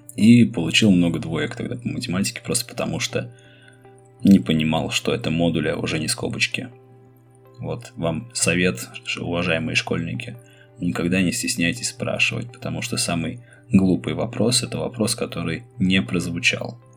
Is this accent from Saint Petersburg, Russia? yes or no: yes; Saint Petersburg, Russia; Мой родной город – Ленинград, а страна – СССР